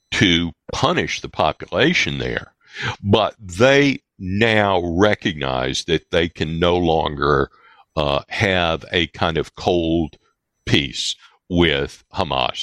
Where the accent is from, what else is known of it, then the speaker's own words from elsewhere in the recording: United States; I'm an American through and through.